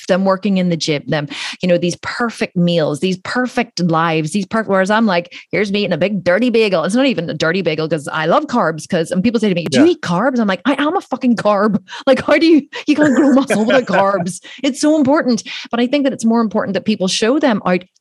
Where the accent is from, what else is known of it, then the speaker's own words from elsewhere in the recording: Ireland; I'm Irish